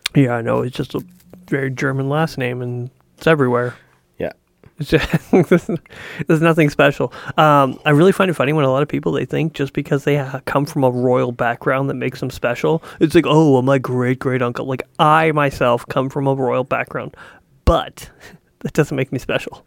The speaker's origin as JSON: {"language": "English", "country": "Canada", "said": "I'm from Canada"}